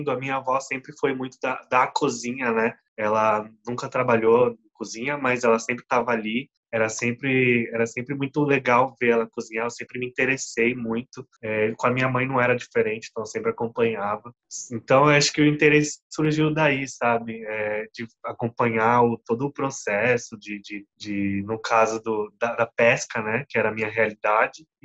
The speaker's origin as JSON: {"language": "Portuguese", "town": "Guarujá", "region": "São Paulo", "country": "Brazil", "tie": "born there", "said": "Eu nasci no Guarujá, eu fui morar em Paranaguá, em Curitiba também ali morei."}